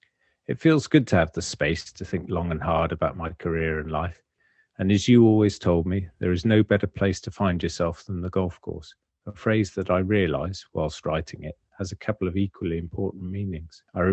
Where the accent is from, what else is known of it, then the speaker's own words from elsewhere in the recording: United Kingdom; but we're British, so we never say that stuff out loud